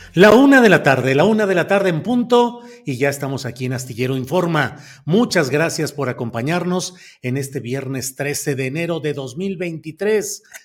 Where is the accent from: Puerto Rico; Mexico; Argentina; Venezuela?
Mexico; Coahuila; now in San Luis Potosí, Mexico; mi credencial de lector es en San Luis Potosí, aunque yo nací en Coahuila